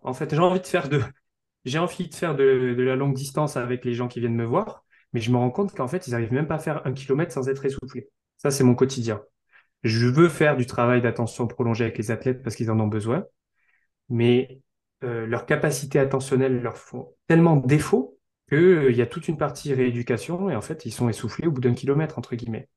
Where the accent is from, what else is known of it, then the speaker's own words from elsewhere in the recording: south-west France, France; also born or lived in Bordeaux; je suis originaire du sud-ouest de la France